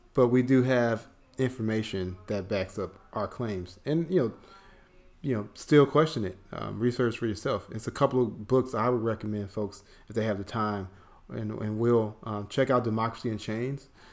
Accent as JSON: {"language": "English", "town": "Chicago", "region": "Illinois", "country": "United States", "moved": "yes", "lives_now": "Atlanta, United States", "said": "I'm from Chicago"}